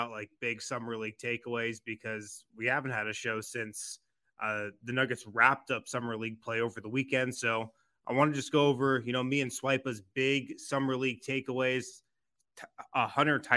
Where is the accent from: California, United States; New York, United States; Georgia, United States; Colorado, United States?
Colorado, United States; from Colorado, man.